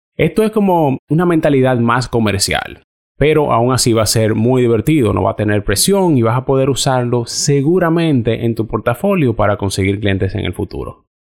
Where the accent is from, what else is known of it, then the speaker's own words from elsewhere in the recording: Dominican Republic; moved away as an adult; now in Canada; algunos de los fotógrafos con los que yo trabajo en mi país